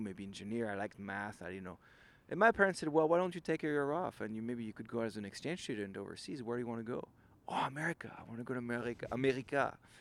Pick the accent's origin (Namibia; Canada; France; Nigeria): France; Lille, Hauts-de-France; English is a second language; moved away as an adult; now in San Francisco, United States; I'm from Lille